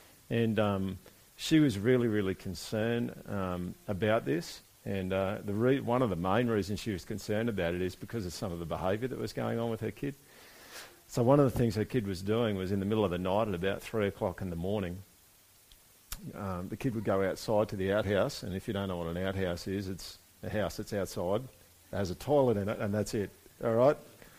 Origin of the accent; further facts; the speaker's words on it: Brisbane, Queensland, Australia; also born or lived in Monto; I was born in Monto. Does anyone know where that is? Okay. I lived there for 2 years. I don't remember anything of it, which might be a good thing. I don't know. Sorry, if you're from Monto, I'm not bagging it. Moved to Brisbane. Lived in Acacia Ridge for about 8 years.